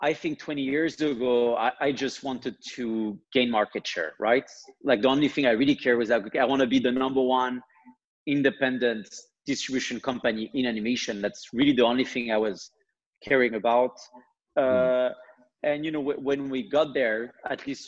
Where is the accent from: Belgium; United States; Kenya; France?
France; accent: French; English is a second language; I'm French. Maybe you've seen that through my accent, although it's extremely well hidden.